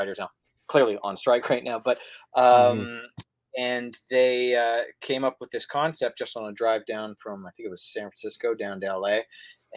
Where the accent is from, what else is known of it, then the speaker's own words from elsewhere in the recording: Canada; I'm coming from Canada.